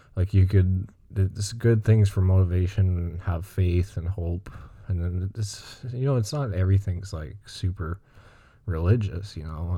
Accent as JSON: {"language": "English", "town": "Montreal", "region": "Quebec", "country": "Canada", "said": "I'm from, uh, Greenfield Park, Montreal. It's like the South Shore of Montreal, and, um, I'm English, but I mean, I speak French, too"}